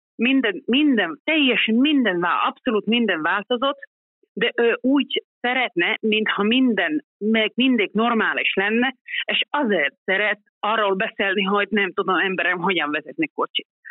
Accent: Karelia, Finland; Hungarian is a second language; én magam is a határ közeli Kareliában nőttem fel

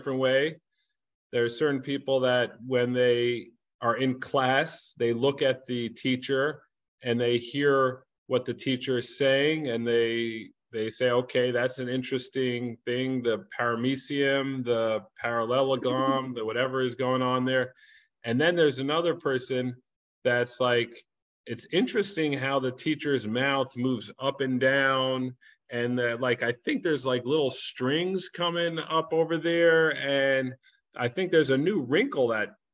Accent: New York City, New York, United States; moved away as an adult; also born or lived in Los Angeles; I grew up in Crown Heights

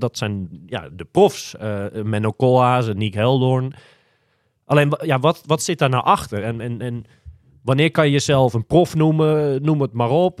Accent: Almere, Flevoland, Netherlands; ik kom uit Almere

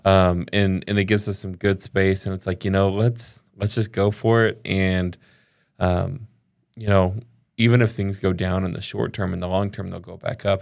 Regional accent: the South, United States; I grew up in the South

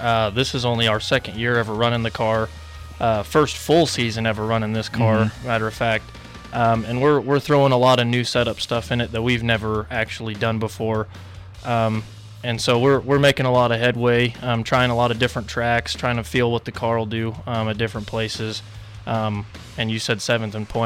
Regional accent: Spearville, Kansas, United States; I'm from Spearville, Kansas.

